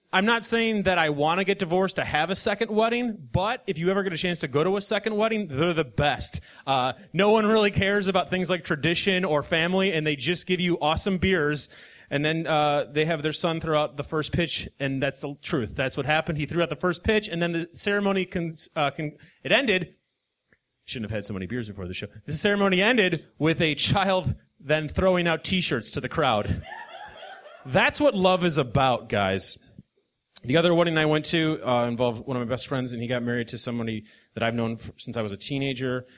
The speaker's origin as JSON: {"language": "English", "region": "Midwest", "country": "United States", "said": "we're both from the Midwest"}